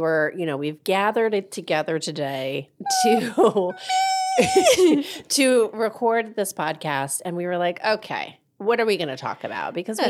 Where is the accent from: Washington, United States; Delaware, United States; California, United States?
Delaware, United States; I'm from Delaware